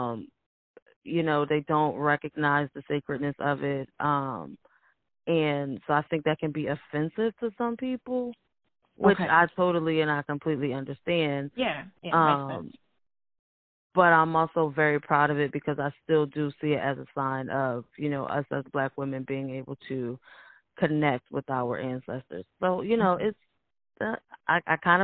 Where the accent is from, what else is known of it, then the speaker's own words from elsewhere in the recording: United States; we are here and we are Americans